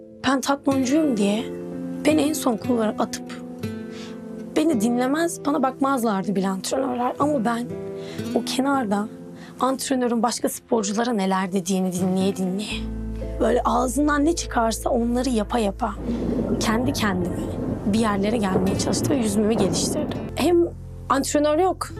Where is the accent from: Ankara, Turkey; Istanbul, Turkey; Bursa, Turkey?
Ankara, Turkey; Ankara'da doğdum, büyüdüm. Hala orada spor hayatıma devam ediyorum